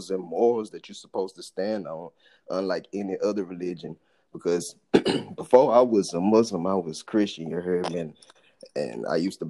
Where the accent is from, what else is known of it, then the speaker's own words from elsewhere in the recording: Louisiana, United States; moved away as an adult; now in Texas, United States; I'm from Louisiana, South Side